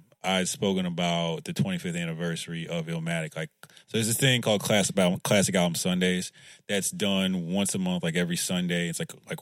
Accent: Philadelphia, Pennsylvania, United States; I'm from Philly

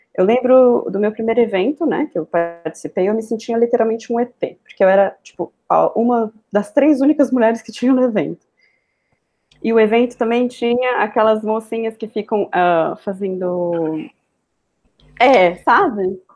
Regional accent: São Paulo, Brazil; moved away as an adult; now in Portugal; eu sou de São Paulo, eu direto para cá para trabalhar no LX

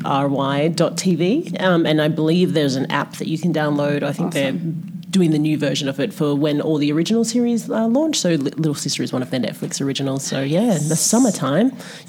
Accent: the Kimberley, Western Australia, Australia; also born or lived in Perth, Western Australia / Sydney; now in United States; I grew up in the Kimberleys, which is like another very like outback. Red dirt.

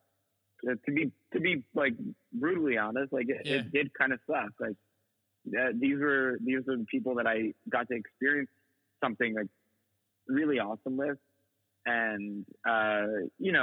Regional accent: United States; also born or lived in New York; a byproduct of being American.

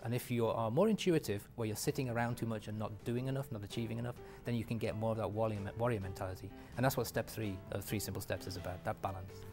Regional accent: England, United Kingdom; moved away; my ethnicity, believe it or not, being English

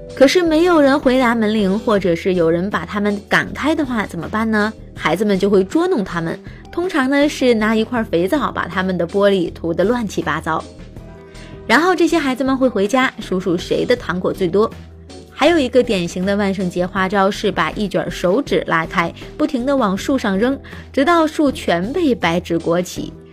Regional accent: China; 我们中国人呢会把七月十五，农历的七月十五进行成是鬼节

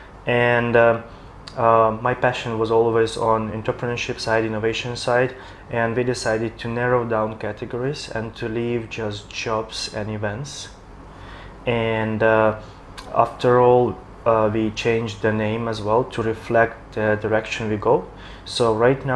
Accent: Ukraine; now in Shanghai, China; back in my country, I'm from Ukraine

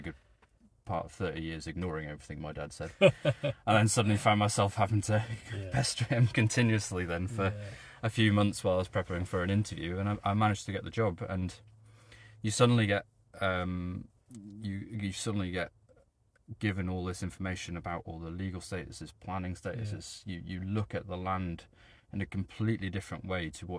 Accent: Dolgellau, Wales, United Kingdom; I grew up in Dolgellau

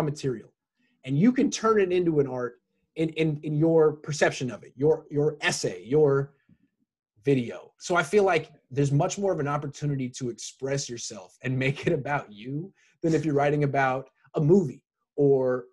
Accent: Oakland, California, United States; I grew up in the Bay. I'm from Oakland

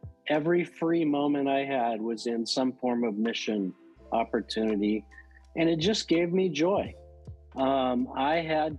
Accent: Rowland Heights, California, United States; So I'm a Southern California boy. Grew up in about 20 miles east of LA in a town called Roland Heights, California. I was raised in a Christian family and went to a college in the San Gabriel Valley of LA called Azusa Pacific University.

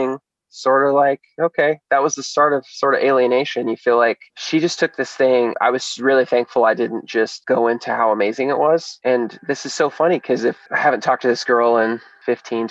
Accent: Hutchinson, Kansas, United States; I was from Hutchinson, Kansas

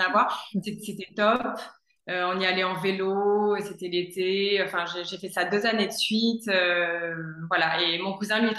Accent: Gabon; also born or lived in Niger; moi, j'ai passé mon enfance en Afrique, euh, au Gabon et au Niger.

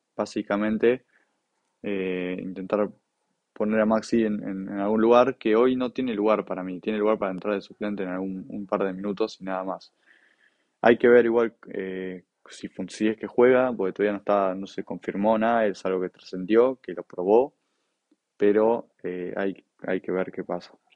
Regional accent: Buenos Aires, Argentina; yo soy de Buenos Aires

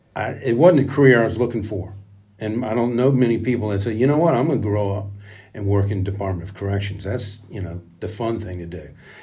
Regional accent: Richmond, Virginia, United States; also born or lived in Henrico County, Virginia / Louisa County, Virginia; I grew up right here in Richmond, Virginia. Eight kids, one sister, she's the oldest.

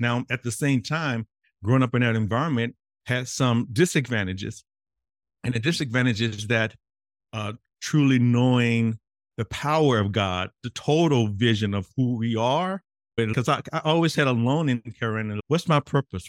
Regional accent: Mississippi, United States; me growing up in Mississippi as an African-American man

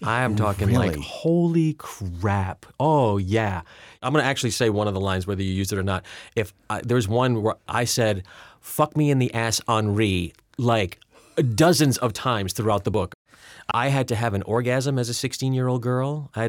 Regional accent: Rhode Island, United States; I'll tell you why I have no distinguishable accent because, again, I'm from Rhode Island, so I should have one, and I used to have one.

